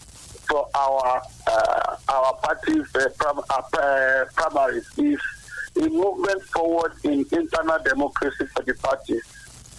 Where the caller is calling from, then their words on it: Abeokuta, Ogun State, Nigeria; I'm calling from Asokuta.